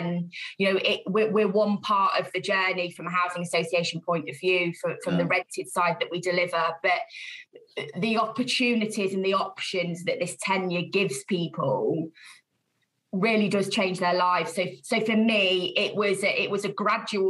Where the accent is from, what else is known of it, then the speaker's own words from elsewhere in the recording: Leicester, East Midlands, United Kingdom; I'm hail from the Midlands, so I was born and bred in Leicester